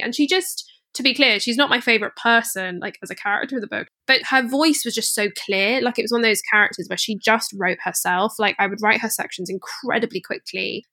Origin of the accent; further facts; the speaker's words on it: Scotland, United Kingdom; I grew up in Scotland